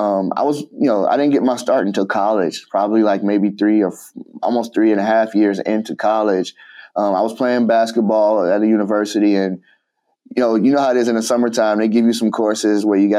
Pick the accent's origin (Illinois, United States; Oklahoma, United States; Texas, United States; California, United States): Illinois, United States; Chicago; I grew up in Chicago